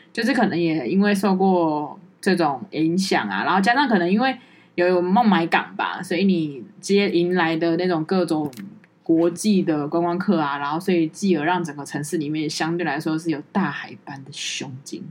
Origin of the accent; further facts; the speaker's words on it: Taiwan; 我觉得我们台湾人也会很压抑